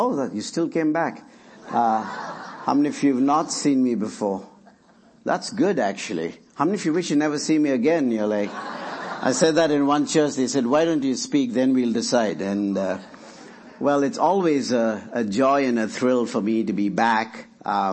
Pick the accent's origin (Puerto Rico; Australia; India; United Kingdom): India; now in Lynchburg, United States; I work in India, where I'm from